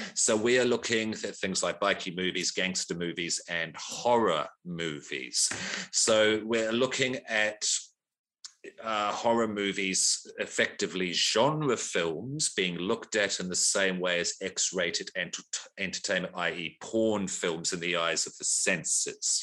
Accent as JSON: {"language": "English", "country": "New Zealand", "tie": "born or raised there", "moved": "as an adult", "lives_now": "Australia", "said": "I grew up in New Zealand, born in Australia, Grew up in New Zealand until I was about 33. I'm 44 now, been here about 10 years"}